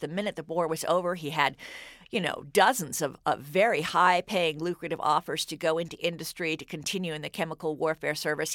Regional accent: Cambridge, Massachusetts, United States; I grew up in Cambridge during the Vietnam War

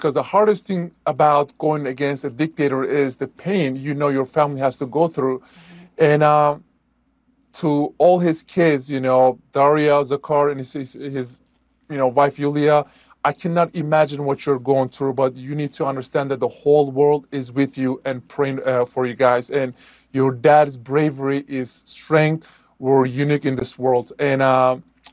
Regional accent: Turkey; now in United States; my home country, Turkey, they revoked my passport

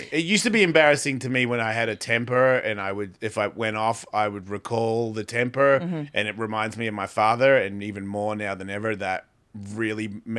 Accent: Australia; accent: Australian; moved away; it's like my accent. I haven't lived in Australia for 30 years. Why do I sound like this? Because that's where I grew up.

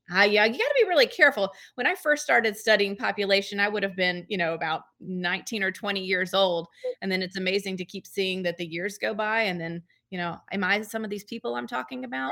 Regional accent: Georgia, United States; moved away as an adult; now in Memphis, United States; I have not always lived in Memphis. I've been here since uh, 2008, but I'm from Georgia

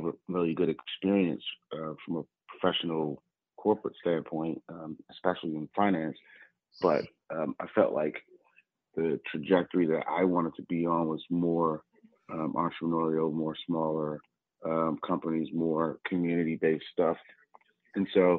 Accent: Washington, District of Columbia, United States; moved away as an adult; also born or lived in Atlanta / New York; I grew up in Washington, D.C.

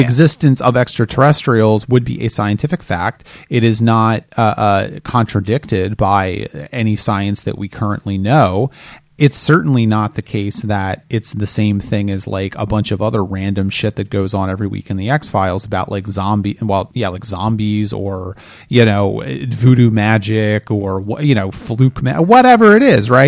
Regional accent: Delaware, United States; I am from Delaware

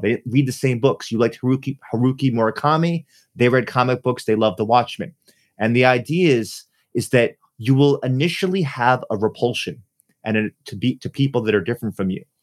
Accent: New York City, New York, United States; I'm from New York City

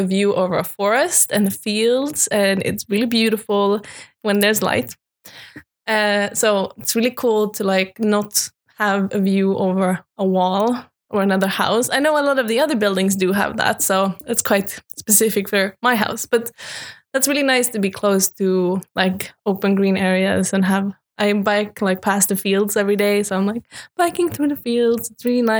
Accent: Landskrona, Skåne, Sweden; moved away as an adult; now in Uppsala, Sweden; I'm from Skåne in Sweden, more specifically Landskrona, little small industry town in the middle of the west coast.

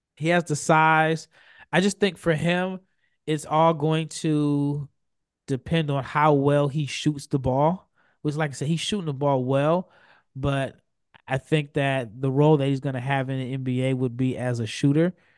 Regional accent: Omaha, Nebraska, United States; I'm from Omaha

